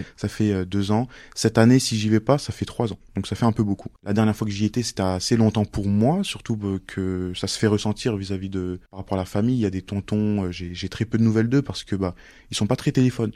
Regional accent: Mayotte; moved away; also born or lived in Montluçon, France; je viens de Mayotte et de Montluçon

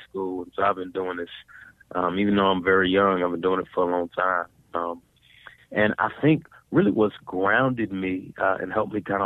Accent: Dallas, Texas, United States; I grew up in Dallas, Texas

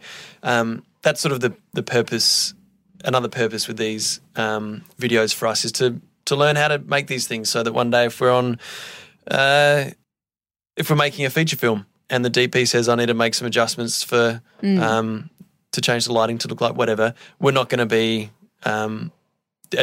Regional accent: Adelaide, South Australia, Australia; we're proudly recording from Adelaide, Australia, my hometown

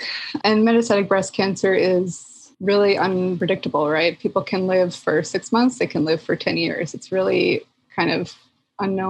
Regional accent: Philadelphia, Pennsylvania, United States; moved away as an adult; also born or lived in Chicago; I'm from Philly

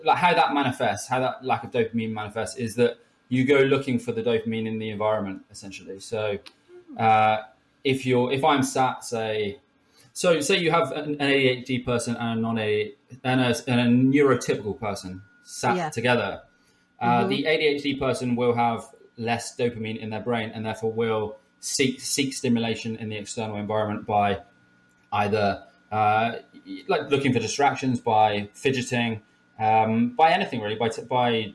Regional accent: Somerset, South West England, United Kingdom; moved away; I come from Somerset originally

